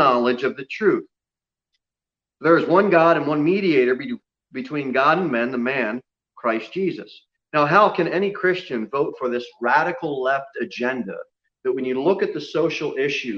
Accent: United States; now in Tennessee, United States; I was born in the United States of America

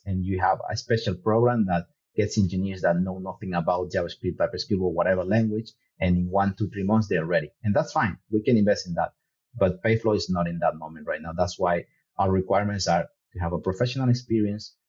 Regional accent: Ecuador; I am from Ecuador.

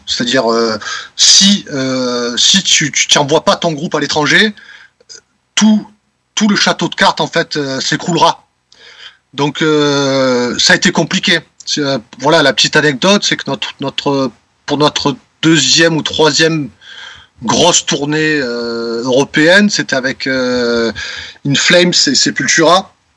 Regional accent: Marseille, Provence-Alpes-Côte d'Azur, France; En tant que petit Marseillais, voilà, qui, qui, qui fait du métal

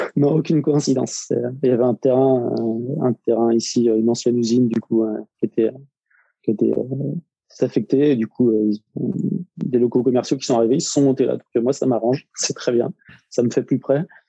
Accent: Nantes, Pays de la Loire, France; also born or lived in Rennes area; now in Rennes, France; à la base, je suis nantais

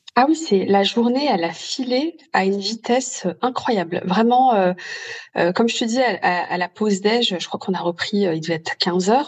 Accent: Lyon, Auvergne-Rhône-Alpes, France; moved away; je suis originaire euh, de Lyon

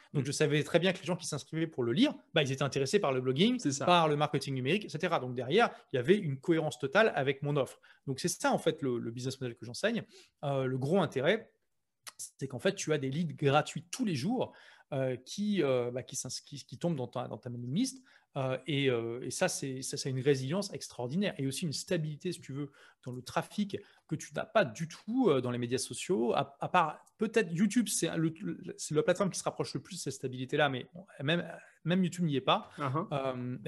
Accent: Lille, Hauts-de-France, France; moved away as an adult; now in London, United Kingdom; moi je suis de Lille

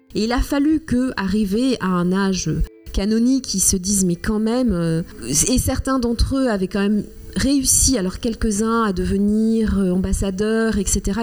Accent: Rwanda; first language Kinyarwanda; French is a second language; now in France; pas très loin de là où je suis née, où j'ai grandi, au Rwanda

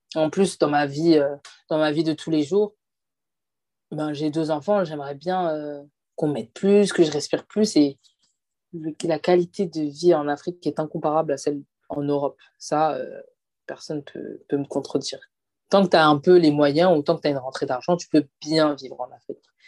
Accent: France; also born or lived in Côte d'Ivoire (father's side); nous, ici en France

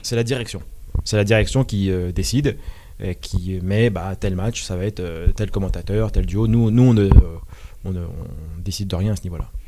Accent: Malakoff, Île-de-France, France; also born or lived in Paris; Je suis né à Paris. J'ai grandi dans les Hauts-de-Seine à Malakoff

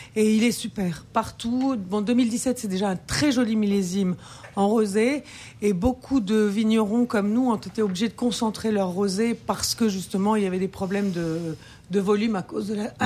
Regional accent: France; je suis française

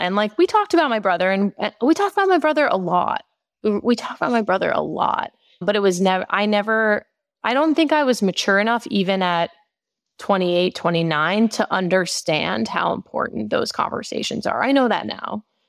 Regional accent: New York, United States; So I grew up in Long Island in New York with my mom, my dad, and my brother.

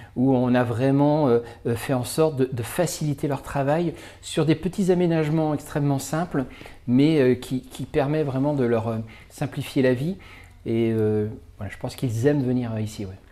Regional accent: Vendée, Pays de la Loire, France; also born or lived in Paris; ma région d'origine qu'est la Vendée

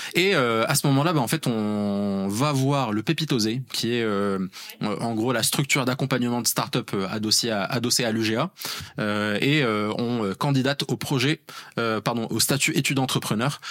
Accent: Rabat, Rabat-Salé-Kénitra, Morocco; moved away as an adult; also born or lived in Grenoble; j'ai grandi à Rabat au Maroc. j'ai passé toute mon enfance et adolescence.

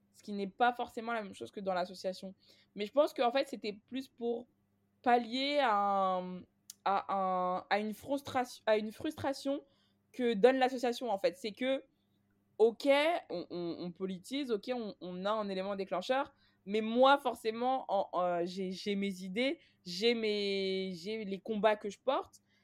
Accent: Clichy-sous-Bois, Île-de-France, France; j'ai grandi à Clichy-sous-Bois

